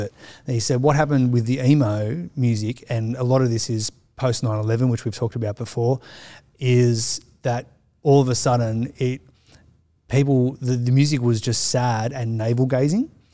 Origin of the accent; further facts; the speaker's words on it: Sydney, New South Wales, Australia; growing up in the Sutherland Shire, which is suburbia